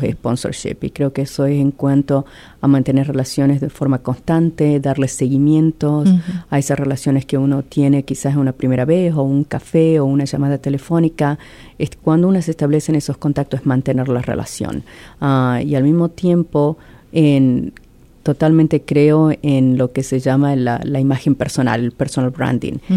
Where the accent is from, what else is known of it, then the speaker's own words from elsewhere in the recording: Argentina; moved away as an adult; also born or lived in Venice, Italy; now in Columbus, United States; soy originariamente de Argentina y llevo acá casi 20 años.